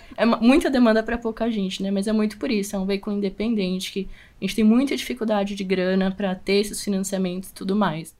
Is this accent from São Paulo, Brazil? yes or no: yes; São Paulo, Brazil; A gente é daqui da capital de São Paulo